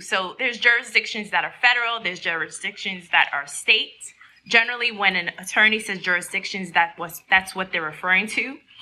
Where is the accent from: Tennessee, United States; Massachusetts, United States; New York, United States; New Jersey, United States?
New York, United States; I'm a New Yorker